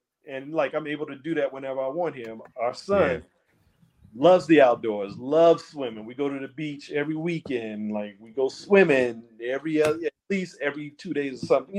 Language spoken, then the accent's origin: English; Charleston, South Carolina, United States; moved away as an adult; also born or lived in Washington, D.C. / Baltimore; growing up here, growing up in South Carolina, like being outdoors, fishing, going to the beach whenever you want, just swimming whenever you want.